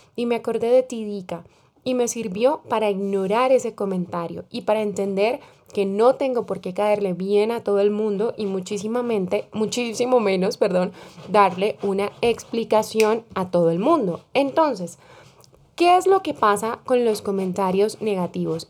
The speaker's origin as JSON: {"language": "Spanish", "country": "Colombia", "said": "como decimos en mi país, en Colombia"}